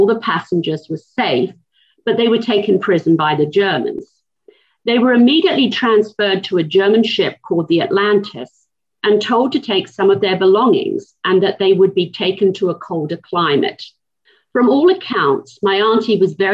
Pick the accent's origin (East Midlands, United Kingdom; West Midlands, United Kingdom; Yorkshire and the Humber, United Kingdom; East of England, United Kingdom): East of England, United Kingdom; St Albans; now in Knoxville, United States; I'm from St. Albans in Hertfordshire, just north of London.